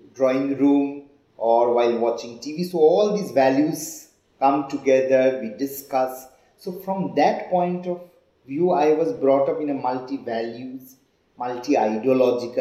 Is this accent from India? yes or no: yes; West Bengal, India; accent: Bengali; English is a second language; moved away as an adult; also born or lived in Mumbai; I was born and brought up in West Bengal